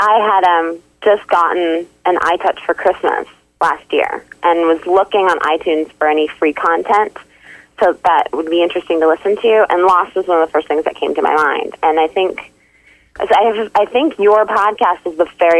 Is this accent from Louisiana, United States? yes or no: no; Alaska, United States; I was originally from Alaska, but I've lived in a number of different states.